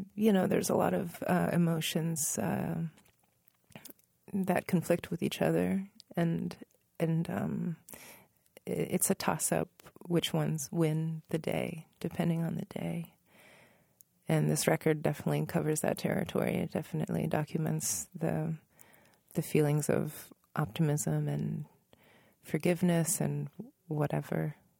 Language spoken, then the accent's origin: English; Northern Virginia, United States; I was growing up in Northern Virginia